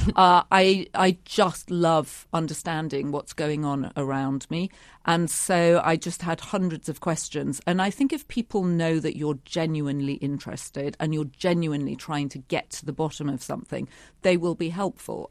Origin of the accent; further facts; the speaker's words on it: United Kingdom; a young woman growing up in Britain